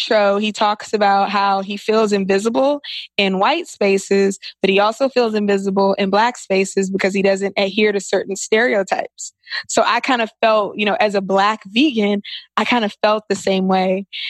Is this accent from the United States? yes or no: yes; Washington, District of Columbia, United States; Washington, D.C.